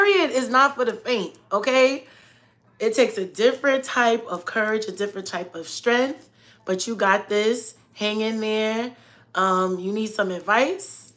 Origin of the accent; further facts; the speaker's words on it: New York City, New York, United States; moved away as an adult; Southside Jamaica, Queens